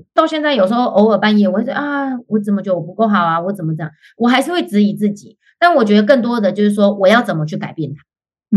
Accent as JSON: {"language": "Chinese", "town": "Hualien", "region": "Hualien County", "country": "Taiwan", "moved": "as an adult", "lives_now": "Canada", "said": "我本身是花莲人嘛"}